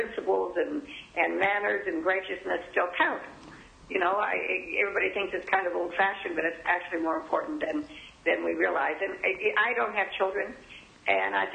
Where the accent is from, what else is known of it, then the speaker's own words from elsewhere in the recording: Reno, Nevada, United States; I was raised with Marianne in Reno, Nevada, where there was gambling and prostitution and divorce. And our high school was number one in the country while I was going to school